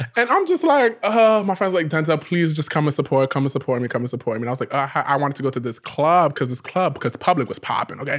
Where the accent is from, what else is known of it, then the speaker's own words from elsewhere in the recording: New York City, New York, United States; I'm from the Bronx